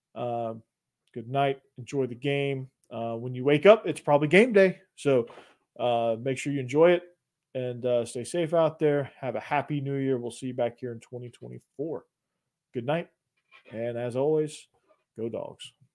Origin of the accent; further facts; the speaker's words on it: Atlanta, Georgia, United States; now in Nashville, United States; I grew up in Atlanta